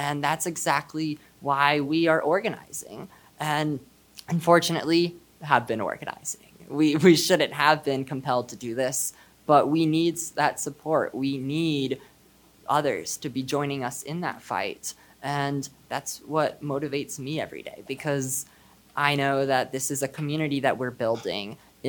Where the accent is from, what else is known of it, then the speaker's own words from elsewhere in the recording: Texas, United States; I am a student from Texas. I'm Jewish, and I am non-binary.